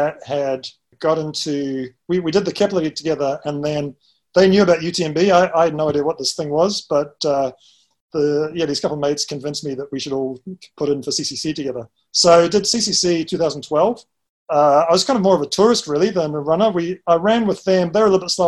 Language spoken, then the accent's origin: English; Christchurch, Canterbury, New Zealand; moved away as an adult; now in Hong Kong; I'm from New Zealand originally. Grew up in the beautiful city of Christchurch, which is in the South Island